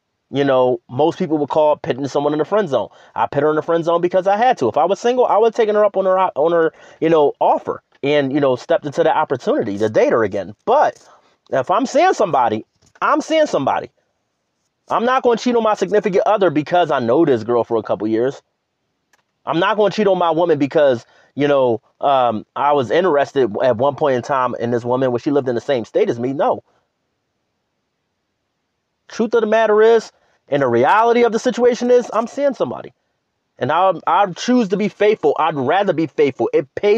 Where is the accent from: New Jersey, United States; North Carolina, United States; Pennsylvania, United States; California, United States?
Pennsylvania, United States; Philadelphia; moved away; I'll be back in my hometown